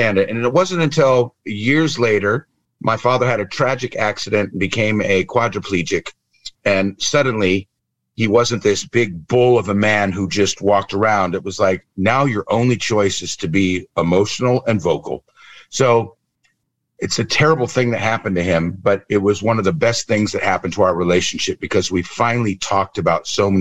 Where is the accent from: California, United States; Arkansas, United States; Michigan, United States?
California, United States; Southern; moved away as an adult; also born or lived in New York; now in Netherlands; originally I was born in California, in Southern California, 1969